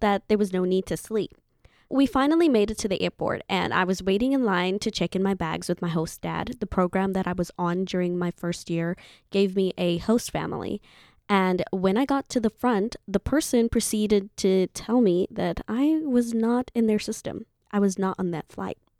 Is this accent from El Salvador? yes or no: no; Zimbabwe; moved away as an adult; my home country, Zimbabwe